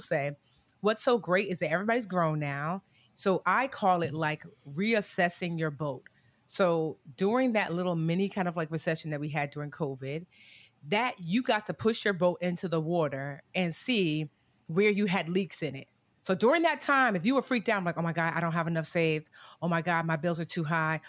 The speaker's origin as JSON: {"language": "English", "region": "New Jersey", "country": "United States", "tie": "born or raised there", "also_born_or_lived": "Newark, New Jersey", "said": "I was born in Newark, but I was raised all over Jersey, but came back to Newark"}